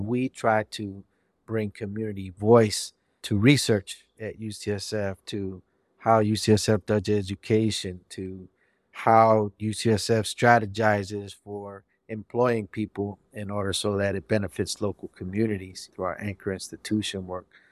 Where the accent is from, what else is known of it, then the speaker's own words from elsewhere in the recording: San Francisco, California, United States; also born or lived in Bernal Heights, San Francisco / Bayview, San Francisco; being born and raised in the Mission District